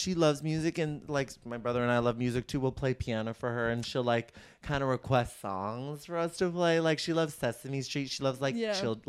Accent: Bay Area, California, United States; I grew up in the Bay Area.

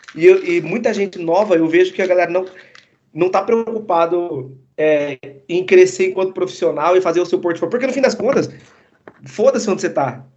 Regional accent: Maringá, Paraná, Brazil; moved away as an adult; also born or lived in Santos; Eu nasci em Santos, aí fui para Maringá em 2000, e aí fiquei, tipo, 21 anos em, em Maringá, né? É, eu, eu fui com oito anos pra

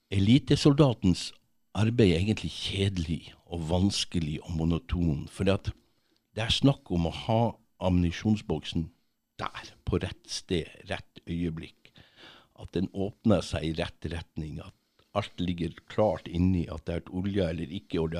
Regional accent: Kongsfjord, Finnmark, Norway; moved away as an adult; also born or lived in Tverlandet, Bodø / France; jeg kommer egentlig fra, fra Tverlandet, litt lenger inn der. Okay. Mm. Så vokste jeg opp på, på, Finnmarka, et sted som heter Kongsfjord

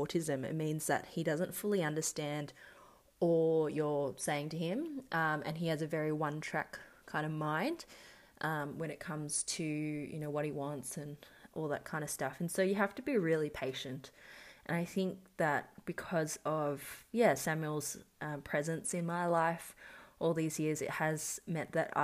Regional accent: Melbourne, Victoria, Australia; I was born and raised in Melbourne, Australia.

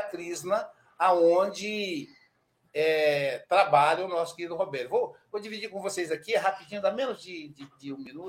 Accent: Muriaé, Minas Gerais, Brazil; minha cidade, minha terra natal. Eu nasci em Muriaé, Minas Gerais.

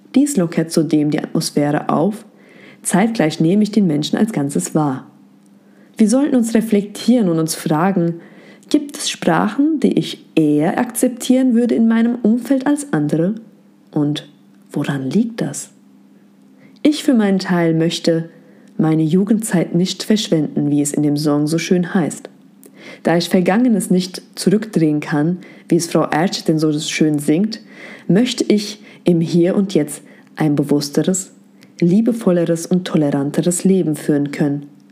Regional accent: Germany; Ich bin mit meiner Mehrsprachigkeit in Deutschland aufgewachsen

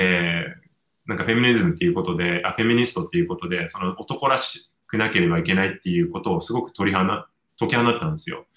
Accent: Japan; moved away; also born or lived in United States / Hong Kong; 日本に帰って、仕事の関係ですね、日本に帰ってき,、たんですね、結婚した直後に。はい。で、じゃあ日本、私の母国母国

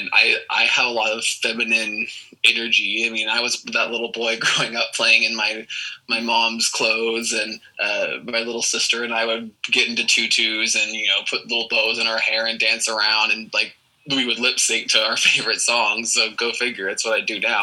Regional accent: Lewisville, Texas, United States; I'm born and raised here in Texas. I was born in a town called Lewisville, and I now currently live not too far away from there

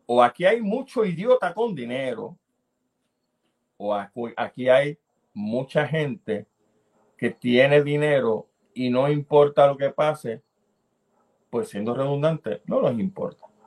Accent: Puerto Rico; Soy un puertorriqueño que le importa su país

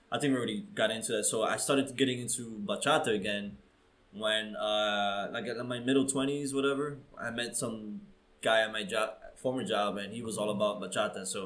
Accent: New York City, New York, United States; as a New Yorker

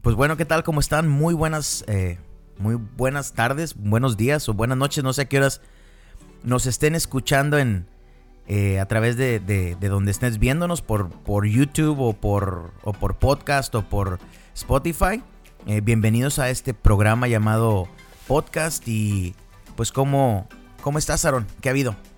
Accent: Piedras Negras, Coahuila, Mexico; soy de Piedras Negras, Coahuila. Yo nací en México.

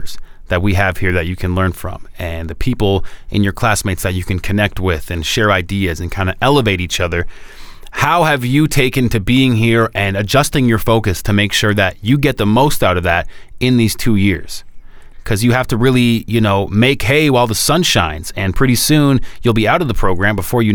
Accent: Oakville, Ontario, Canada; my hometown.

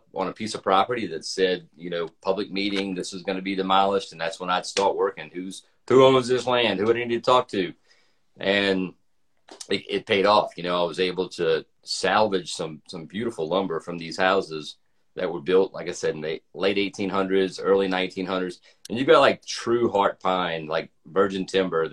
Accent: Louisiana, United States; now in Atlanta, United States; I'm from Louisiana. I live in Atlanta now

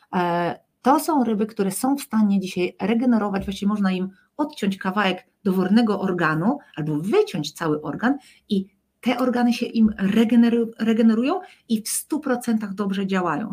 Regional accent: Poland; my z Polski

